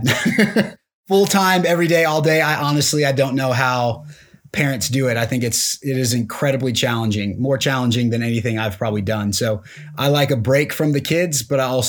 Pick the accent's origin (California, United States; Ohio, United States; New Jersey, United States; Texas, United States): Texas, United States; moved away as an adult; now in Colorado, United States; Grew up in the Lone Star State. So I'm a Texan